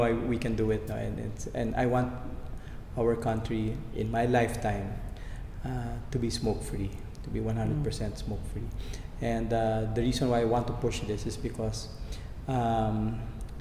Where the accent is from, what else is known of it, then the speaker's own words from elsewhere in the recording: Philippines; tayo mga Pilipino, we're closely knit